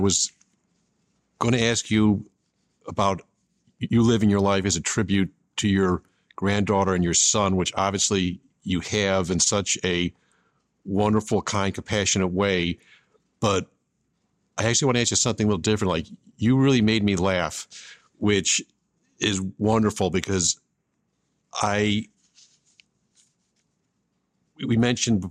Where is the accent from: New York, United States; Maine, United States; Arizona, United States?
New York, United States; Buffalo; I grew up in Buffalo, New York